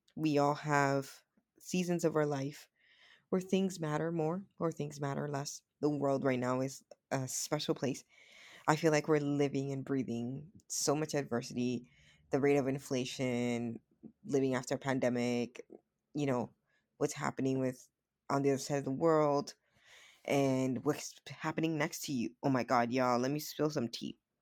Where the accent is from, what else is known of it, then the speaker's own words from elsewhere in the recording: Dominican Republic; moved away; I was born in the Dominican Republic